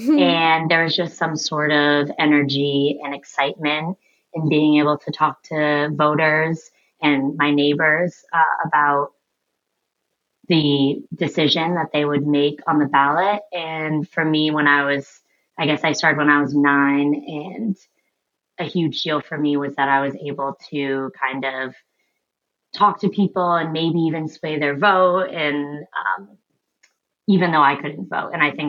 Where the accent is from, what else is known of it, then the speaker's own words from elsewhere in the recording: Portsmouth, United States; And until then, I'm in my hometown of Portsmouth, spending lots of time with people.